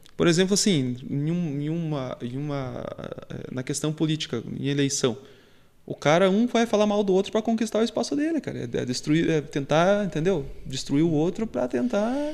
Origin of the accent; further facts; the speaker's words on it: Guarapuava, Paraná, Brazil; eu sou de Guarapuava